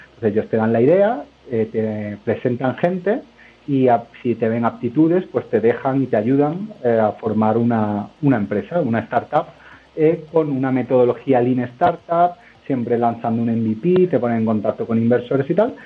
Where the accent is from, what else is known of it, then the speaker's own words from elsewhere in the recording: Málaga, Andalusia, Spain; moved away as an adult; now in Madrid, Spain; yo soy de Málaga, eh, pero llevo ya 11 años en Madrid. Eh, me formé en Málaga